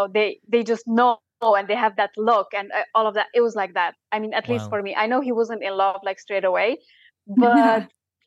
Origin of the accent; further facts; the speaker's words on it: Romania; now in Sheffield, United Kingdom; I'm from Romania